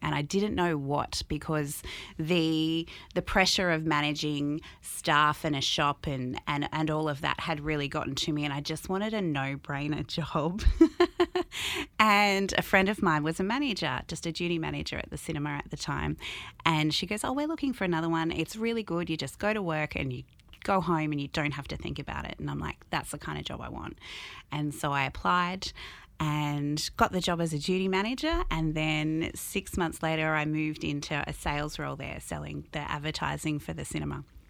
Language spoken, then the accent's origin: English; Albury, New South Wales, Australia; also born or lived in Sydney; I moved here when I was five, six years old